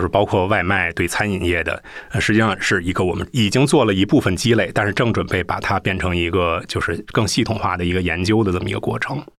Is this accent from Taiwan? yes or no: no; Beijing, China; 作为一个北京人